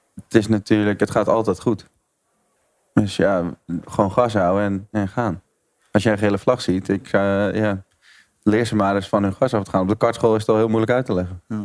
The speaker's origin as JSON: {"language": "Dutch", "country": "Netherlands", "said": "als een Nederlander in de autosport"}